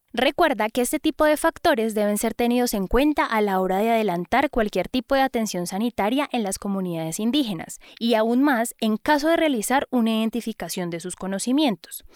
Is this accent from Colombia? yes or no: yes; Putumayo, Colombia; yo vengo del Putumayo